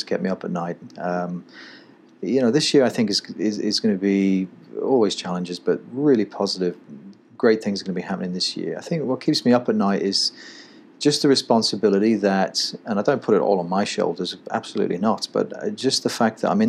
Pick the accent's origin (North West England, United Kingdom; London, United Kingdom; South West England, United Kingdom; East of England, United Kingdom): North West England, United Kingdom; Manchester; moved away as an adult; now in United States; I was born in Manchester, grew up going to watch Manchester United in the, you know, in the mid 80s